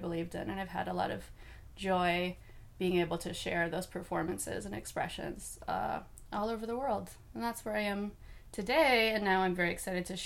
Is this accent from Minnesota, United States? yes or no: yes; Northwoods of Minnesota, United States; I was raised in the Northwoods of Minnesota